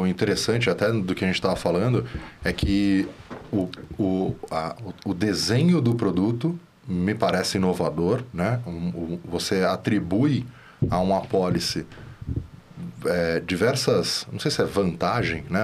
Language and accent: Portuguese; São Paulo, Brazil; só que eu sou de São Paulo aqui, a gente é de São Paulo